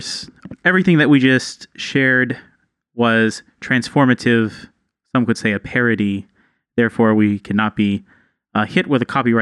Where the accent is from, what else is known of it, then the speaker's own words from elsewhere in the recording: Texas, United States; I'm from Texas